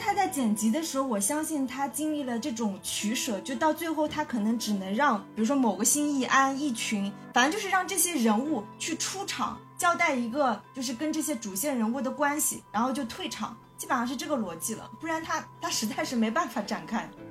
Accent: China; 香港电影对我们大陆人

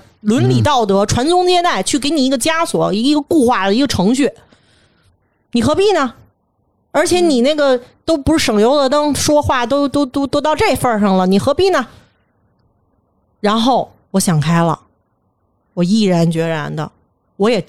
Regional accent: Beijing, China; 就是说，咱们北京人特别粗糙一句话

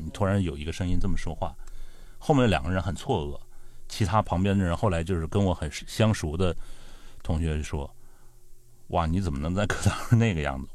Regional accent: northern China, China; 我是北方人

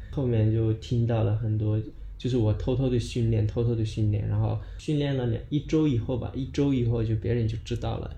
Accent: Daocheng, Sichuan, China; 来自，呃，四川省道城县，然后我们老家其实，呃，大部分都是在，就是，在山区嘛

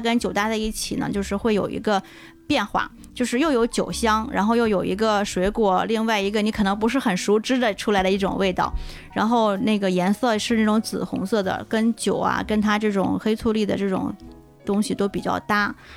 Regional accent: China; 我们 中国人的嘴巴接受到的很多的味觉，它是在中国的这种状态的

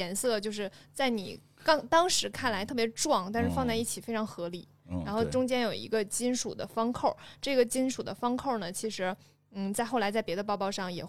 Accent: China; 我们中国人就是要喝热水，无论怎么样。

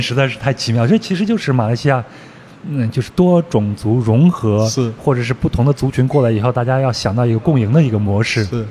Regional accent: Henan, China; moved away; also born or lived in Beijing; 我老家在中原地带，就在河南这个地带

